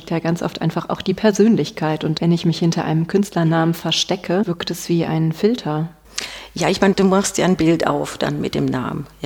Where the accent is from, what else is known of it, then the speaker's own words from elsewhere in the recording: Rhineland, Germany; Ich komme aus dem Rheinland